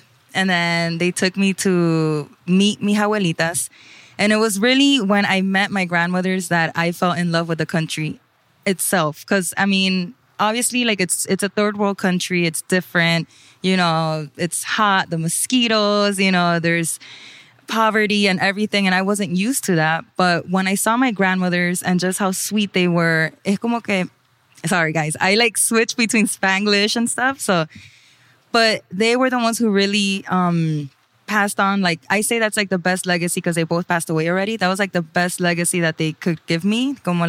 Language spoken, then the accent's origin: English; Miami, Florida, United States; So I was born in Miami, Florida, but the first time I went to Nicaragua was in 1989. And it was also the first time that my parents returned to Nicaragua because they emigrated. They came from Nicaragua to the U.S. in 1979